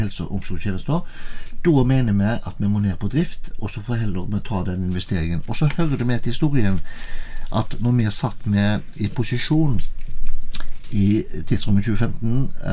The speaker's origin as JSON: {"language": "Norwegian", "town": "Haugesund", "region": "Rogaland", "country": "Norway", "tie": "born or raised there", "moved": "as an adult", "lives_now": "Tinn, Norway", "said": "er jeg født og oppvokst i Haugesund"}